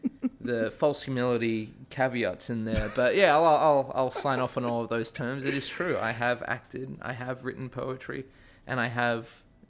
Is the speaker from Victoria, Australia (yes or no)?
no; Sydney, New South Wales, Australia; moved away as an adult; now in United States; I'm from Australia. I'm from Sydney. I grew up there, went to college there, and then as soon as I finished college, was kind of like, all right, let's go somewhere.